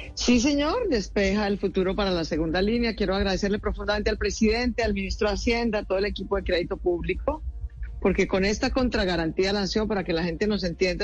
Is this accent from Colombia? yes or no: yes; Colombia; como colombiana